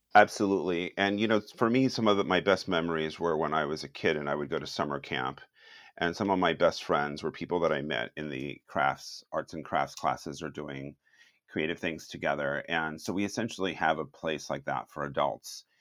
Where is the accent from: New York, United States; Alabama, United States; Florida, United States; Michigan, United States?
Florida, United States; Miami; moved away as an adult; also born or lived in Cuba / San Francisco; now in Winters, United States; originally I was born in Cuba, and then I grew up in Miami